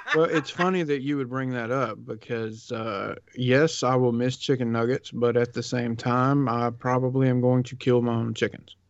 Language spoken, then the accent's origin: English; the South, United States; I grew up in the South